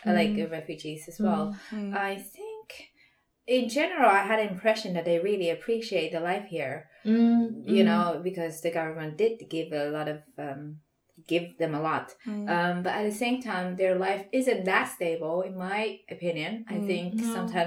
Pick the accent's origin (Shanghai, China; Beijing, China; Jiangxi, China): Shanghai, China; moved away; I'm from Shanghai